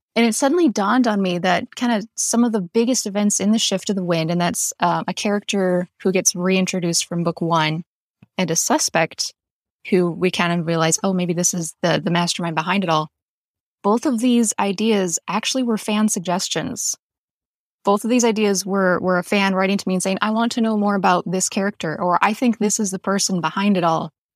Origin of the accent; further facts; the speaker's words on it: North Dakota, United States; also born or lived in Western Montana; now in Montana, United States; I am originally from North Dakota. I currently live in Western Montana.